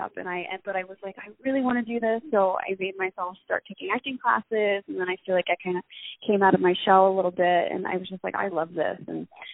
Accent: Middletown, New Jersey, United States; moved away; I grew up in Middletown, New Jersey

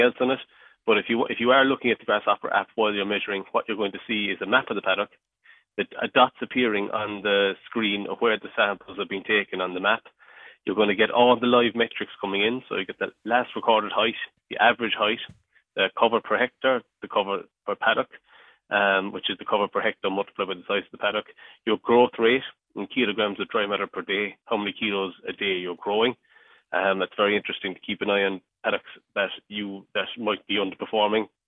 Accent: mid Cork, Munster, Ireland; I'm from Cork, um, and uh, so yeah, I was, I was uh, born and raised on a, a dairy farm and um, in, in mid Cork

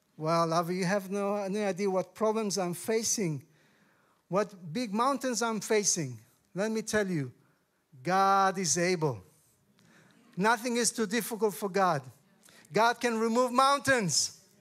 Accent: Tel Aviv, Tel Aviv District, Israel; I come from Israel

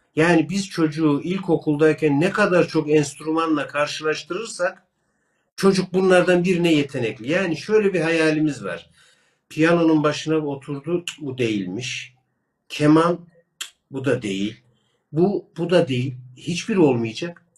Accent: Kırşehir Province, Turkey; Ben Kırşehirliyim

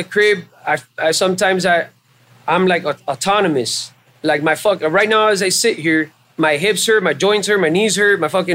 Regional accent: Hialeah, Florida, United States; moved away as an adult; also born or lived in Miami; I was raised in Hialeah. There's a lot of Cubans in Hialeah

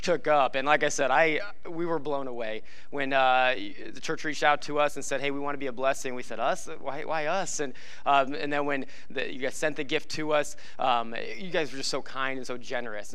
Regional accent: Nebraska, United States; moved away; I grew up in Nebraska

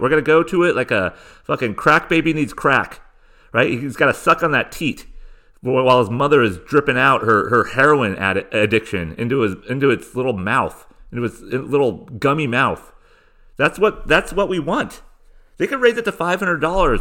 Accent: Southern California, United States; I grew up in Southern California

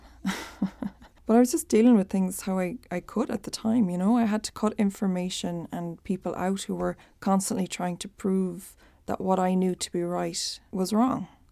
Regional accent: Ireland; accent: Irish; I'm Irish, in case it's not a giveaway from my accent. When I was a baby in the eighties, my dad had the opportunity to relocate us to New York, but they decided to stick with rural Ireland.

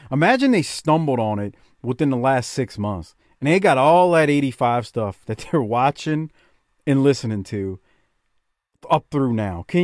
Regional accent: Canada; and I'm a Canadian. I don't like hockey, though.

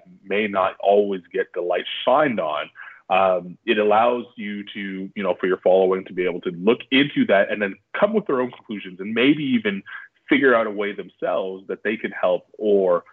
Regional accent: Canada; moved away as an adult; I'm proud Canadian

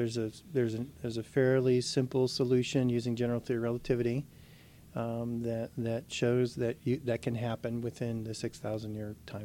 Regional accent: Weirton, West Virginia, United States; moved away as an adult; also born or lived in Livermore, California / Atlanta, Georgia / Ohio; now in Mississippi, United States; I'm originally from Weirton, West Virginia, really close near here.

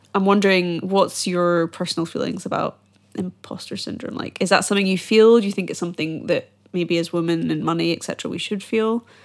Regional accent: Edinburgh, Scotland, United Kingdom; I'm from Edinburgh and every year we have the Edinburgh Fringe

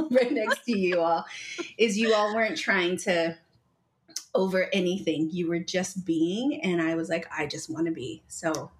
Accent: United States; now in Albuquerque, United States; I am Deneh Navajo from the Navajo Nation, grew up on the nation. I currently live here in Albuquerque, New Mexico

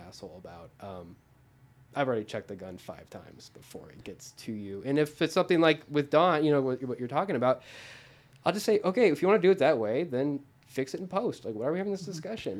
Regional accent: Arizona, United States; moved away as an adult; now in Los Angeles, United States; I'm from Arizona. Everyone has a gun in Arizona.

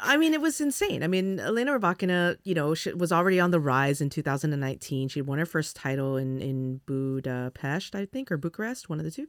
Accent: California, United States; moved away; I'm from California

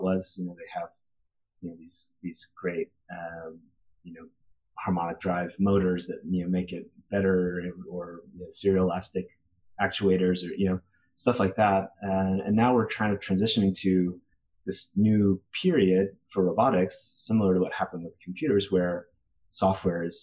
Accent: Austin, Texas, United States; moved away as an adult; also born or lived in California; now in Boston, United States; I grew up in Austin, Texas, and definitely missing the food from back home. Now I'm up in Boston.

